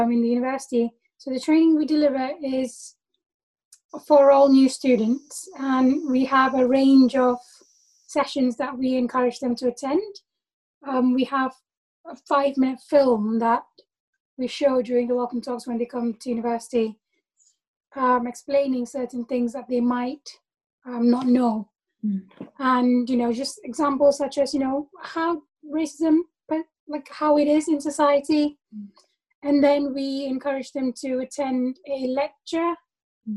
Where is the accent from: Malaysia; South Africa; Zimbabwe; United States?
Malaysia; moved away as an adult; now in United Kingdom; They saw me as a Malaysian. I saw myself as a Malaysian.